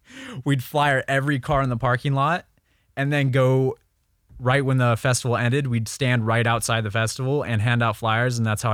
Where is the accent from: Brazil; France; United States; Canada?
United States; Memphis, Tennessee; So I grew up in Memphis, Tennessee. A little bit, not Nashville. A lot of people think Nashville, but...